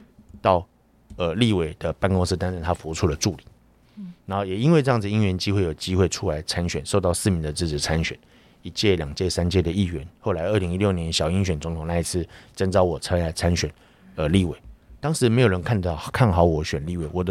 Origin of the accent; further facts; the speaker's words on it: Taiwan; 我们台湾人民